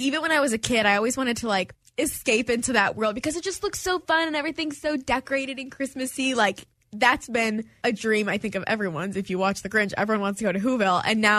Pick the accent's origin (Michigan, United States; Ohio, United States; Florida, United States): Michigan, United States; Detroit; moved away as an adult; now in Houston, United States; this being my first holiday in Houston and I'm from Detroit